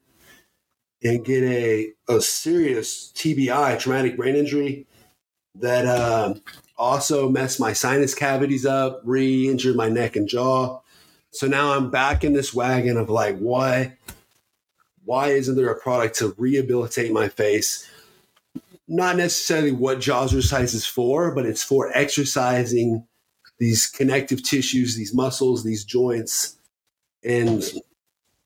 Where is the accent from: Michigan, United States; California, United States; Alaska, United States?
Alaska, United States; Fairbanks; I was born and raised in Fairbanks, Alaska.